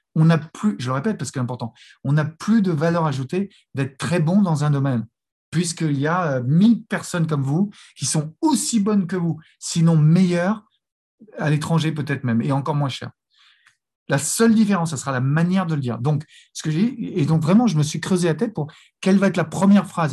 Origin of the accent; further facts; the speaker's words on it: France; also born or lived in Los Angeles; même si on est français, on fonctionne un peu moins bien en langue anglo-saxonne